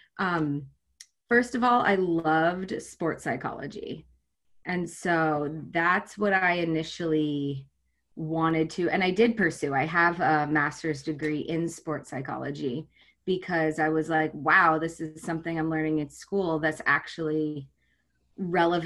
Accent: Vermont, United States; moved away as an adult; also born or lived in Connecticut; now in Boston, United States; I was born in Connecticut, but I grew up in Vermont

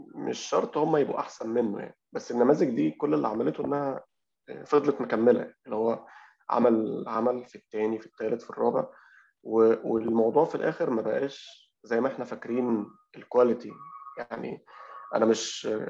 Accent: Alexandria, Alexandria Governorate, Egypt; إحنا عندنا في اسكندرية

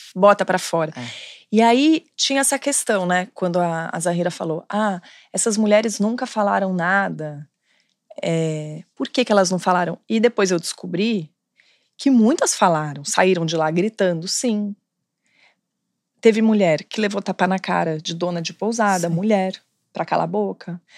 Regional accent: São Paulo, Brazil; moved away as an adult; now in Rio de Janeiro, Brazil; E sou de São Paulo, mas moro aqui no Rio

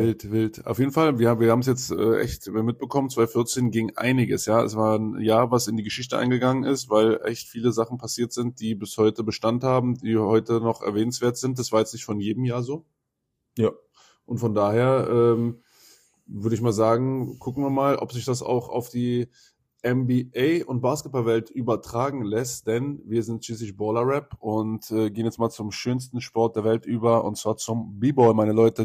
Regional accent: Berlin, Germany; als Berliner

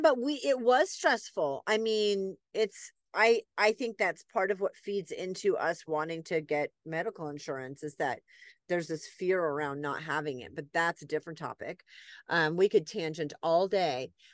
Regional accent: New England, United States; moved away; I grew up in New England, people are very, like, we talk with our hands and they're very loud

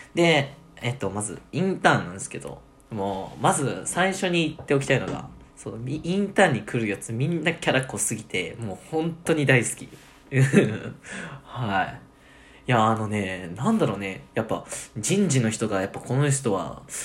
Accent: Nagasaki, Japan; 俺が、そう、長崎出身

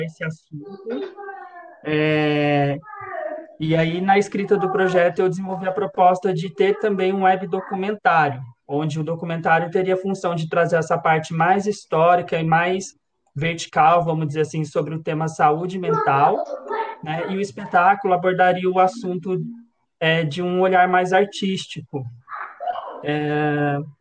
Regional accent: São José dos Campos, São Paulo, Brazil; sou aqui de São José dos Campos

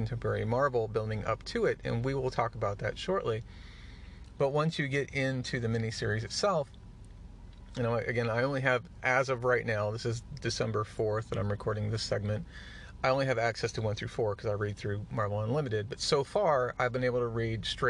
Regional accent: Midwest, United States; I grew up in the Midwest

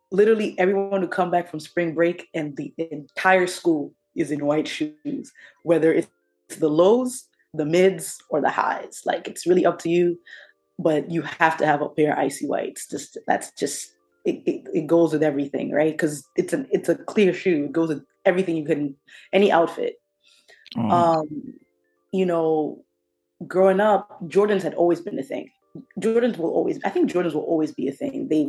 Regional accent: New Jersey, United States; um, growing up in Jersey, uh, like I said, one thing I told you is Tim's.

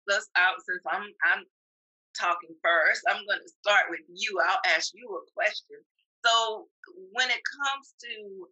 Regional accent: Arkansas, United States; moved away as an adult; also born or lived in Washington, D.C.; now in Georgia, United States; I'm originally from Arkansas.

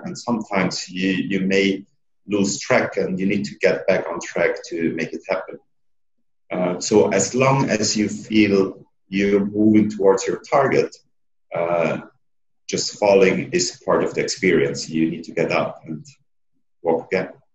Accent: Switzerland; Being a secondo, so being an Italian and growing up in Switzerland, you're somehow not a Swiss

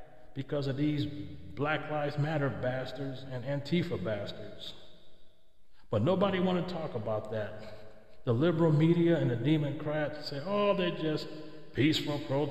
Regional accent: California, United States; in California, my home state

